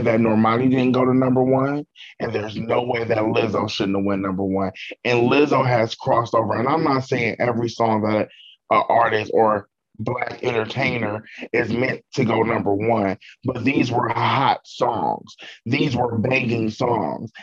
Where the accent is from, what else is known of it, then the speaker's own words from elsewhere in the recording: Cleveland, Ohio, United States; me and Laura actually we grew up together in Cleveland